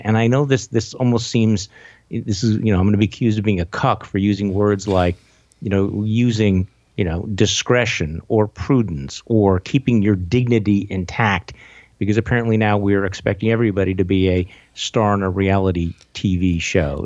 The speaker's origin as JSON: {"language": "English", "region": "Wisconsin", "country": "United States", "moved": "yes", "said": "I'm from Wisconsin and, you know, and I'm back home"}